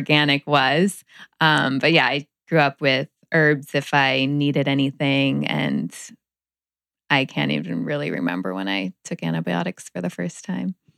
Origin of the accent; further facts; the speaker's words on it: Palm Springs, California, United States; I grew up in Palm Springs